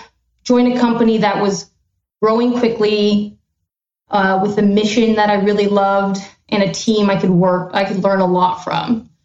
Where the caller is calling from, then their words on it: San Francisco, California, United States; I am calling in from San Francisco, where the fog just rolled out